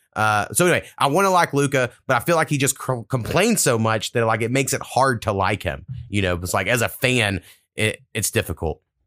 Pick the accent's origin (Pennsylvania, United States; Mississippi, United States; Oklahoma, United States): Oklahoma, United States; I grew up in being in Oklahoma